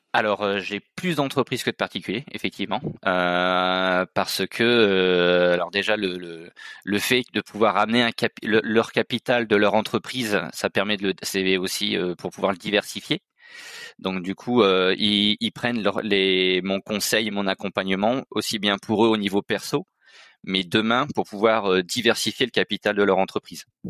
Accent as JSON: {"language": "French", "area": "Nord-Pas-de-Calais", "region": "Hauts-de-France", "country": "France", "tie": "born or raised there", "moved": "as an adult", "lives_now": "Auvergne-Rhône-Alpes, France", "said": "Je suis originaire du Nord-Pas-de-Calais et donc je m'étais déplacé pour les études."}